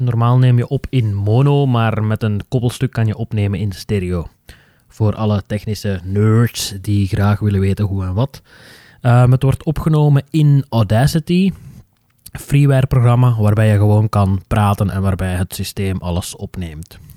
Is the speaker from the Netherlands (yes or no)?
no; Flanders, Belgium; onze Noorderburen die mijn dialect niet zo goed begrijpen